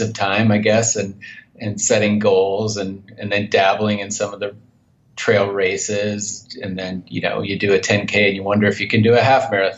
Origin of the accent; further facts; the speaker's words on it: north central Minnesota, United States; moved away as an adult; now in Montana, United States; I grew up in Minnesota, in north central Minnesota